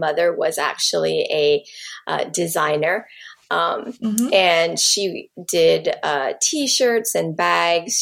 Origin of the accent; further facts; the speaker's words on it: Hawaii, United States; I'm Native Hawaiian